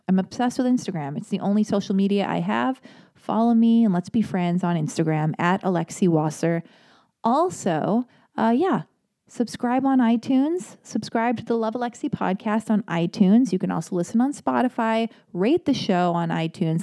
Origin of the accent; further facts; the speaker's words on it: Los Angeles, California, United States; I was born and raised in Hollywood, I was born and raised in Los Angeles